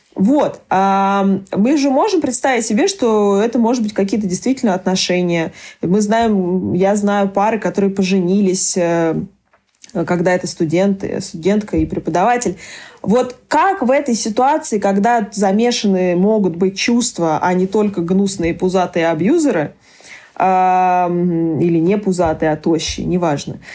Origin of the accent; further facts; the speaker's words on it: Barnaul, Altai Krai, Russia; я родилась в Барнауле.